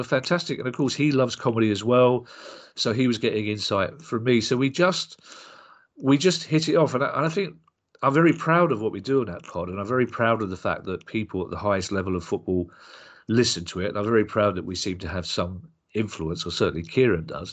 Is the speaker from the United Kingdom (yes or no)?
yes; London, United Kingdom; we're both from South London